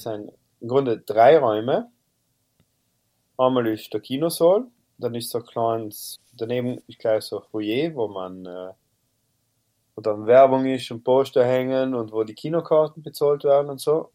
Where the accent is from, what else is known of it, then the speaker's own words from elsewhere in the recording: South Tyrol, Trentino-Alto Adige, Italy; bei uns in Südtirol